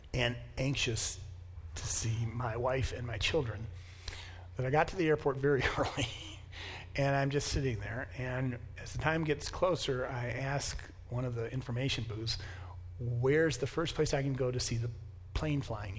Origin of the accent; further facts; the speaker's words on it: United States; as an American, I'm taught from the beginning that I am self-sufficient